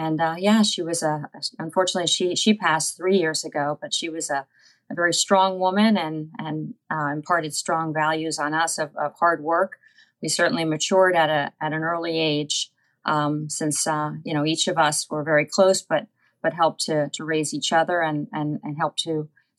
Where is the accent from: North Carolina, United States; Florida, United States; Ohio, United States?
Florida, United States; born or raised there; also born or lived in Bronx, New York / Fort Polk, Louisiana